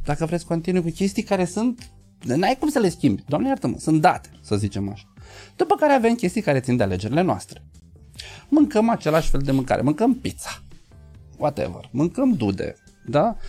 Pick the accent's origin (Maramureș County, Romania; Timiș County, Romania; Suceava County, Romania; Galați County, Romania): Galați County, Romania; Galați; eu ești din Galați